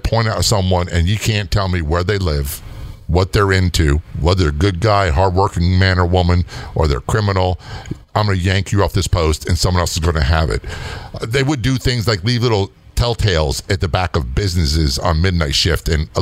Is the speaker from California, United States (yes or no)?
no; Southern Maryland, United States; moved away as an adult; also born or lived in Baltimore; now in Florida, United States; I came from Southern Maryland, I didn't know the Baltimore language